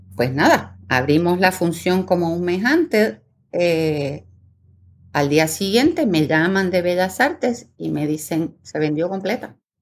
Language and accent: Spanish; Puerto Rico; also born or lived in Buenos Aires, Argentina; nací en Buenos Aires, Argentina, pero vivo en Puerto Rico desde el año 76, o sea que prácticamente mi vida entera